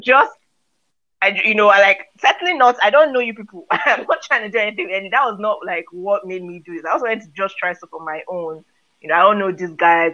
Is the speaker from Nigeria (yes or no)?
yes; Lagos, Nigeria; I grew up in Nigeria, Lagos